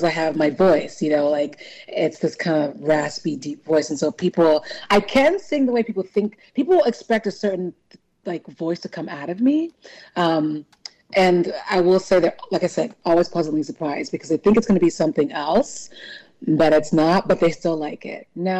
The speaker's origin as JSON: {"language": "English", "region": "California", "country": "United States", "tie": "born there", "said": "I'm Nigerian. I was born in California, but my parents are Nigerian."}